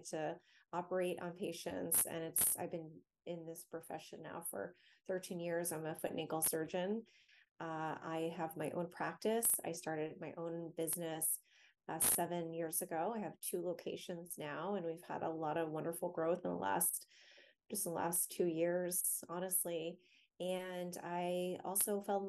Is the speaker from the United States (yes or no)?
yes; Florida, United States; now in Washington, D.C. area, United States; I grew up in Florida, and now I'm in the DC area